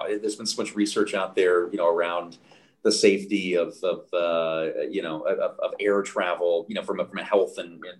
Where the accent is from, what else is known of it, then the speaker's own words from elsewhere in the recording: United States; now in Canada; as an American who, you know, lives in Canada